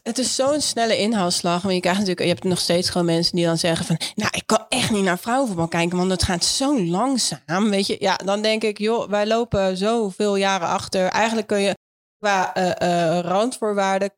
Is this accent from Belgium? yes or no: no; Netherlands; ons als Nederlanders die het Nederlands elftal volgen